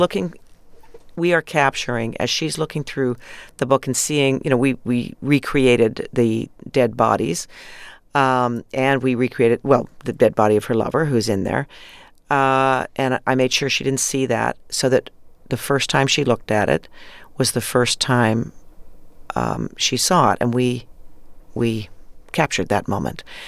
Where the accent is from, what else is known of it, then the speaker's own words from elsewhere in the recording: Canada; being Canadian, of course, growing up in Canada